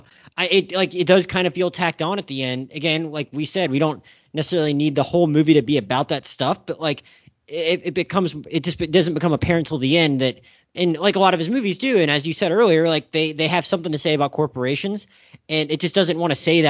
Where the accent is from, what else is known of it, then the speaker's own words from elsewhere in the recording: the South, United States; I'm from the South. I'm a Southerner who identifies more as a Northerner